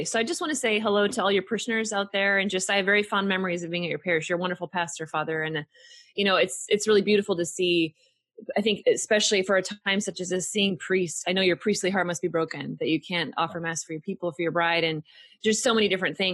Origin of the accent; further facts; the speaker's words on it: Pacific Northwest, United States; now in Texas, United States; I grew up in the Pacific Northwest in the rainy Northwest